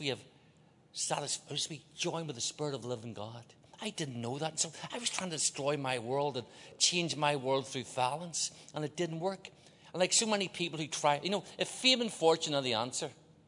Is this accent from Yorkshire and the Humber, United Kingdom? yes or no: no; Belfast, Northern Ireland, United Kingdom; moved away; I grew up in Northern Ireland, Belfast. That's why I talk like this.